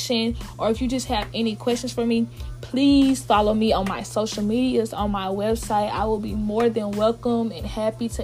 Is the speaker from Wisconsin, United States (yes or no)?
no; Dallas, Texas, United States; moved away as an adult; also born or lived in Ohio; now in Oklahoma, United States; I am from Dallas, Texas